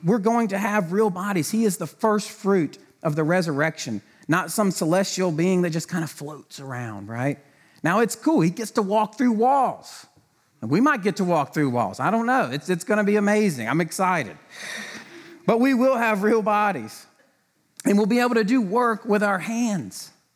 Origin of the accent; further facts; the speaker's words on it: the South, United States; I grew up in the South